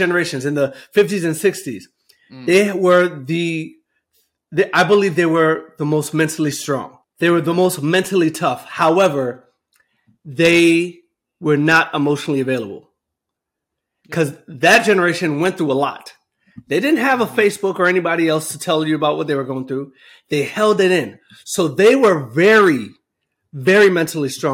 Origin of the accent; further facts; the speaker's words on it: New Jersey, United States; moved away; I grew up in New Jersey